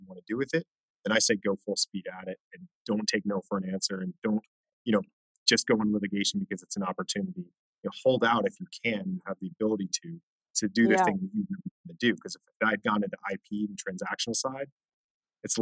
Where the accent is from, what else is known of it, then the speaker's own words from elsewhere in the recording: Orange County, California, United States; I'm from Orange County, California.